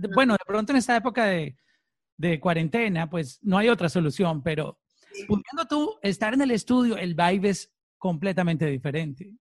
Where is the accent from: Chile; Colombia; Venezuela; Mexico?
Colombia; now in Miami, United States; como decimos en, en mi país, en Colombia. Eh, yo estoy aquí en Miami, pero siempre representando Colombia.